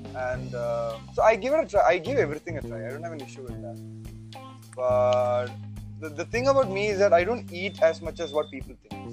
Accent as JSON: {"language": "English", "town": "Thiruvananthapuram", "region": "Kerala", "country": "India", "tie": "born or raised there", "moved": "as an adult", "lives_now": "Chennai, India", "said": "I'm from Trivandrum, God's own mm-hmm. country. Mm-hmm. And I've been there all my life. I spent all my life there"}